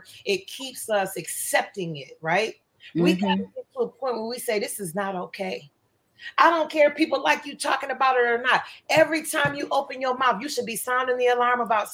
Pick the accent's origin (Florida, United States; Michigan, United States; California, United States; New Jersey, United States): Michigan, United States; Flint; also born or lived in Port Huron, Michigan; I grew up in Flint